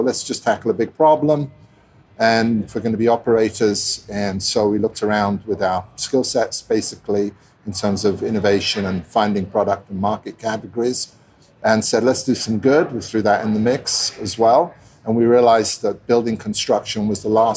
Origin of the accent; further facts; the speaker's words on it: London, United Kingdom; also born or lived in Italy; I grew up in London, Italian guy, originally Italian parents, grew up in London back and forth, settled in at school